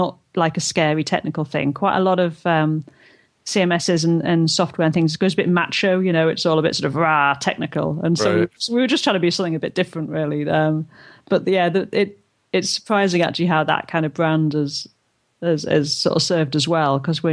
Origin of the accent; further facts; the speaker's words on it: North East England, United Kingdom; accent: Geordie; I'm from the northeast and my accent's not as strong, but I'm what they call a Geordie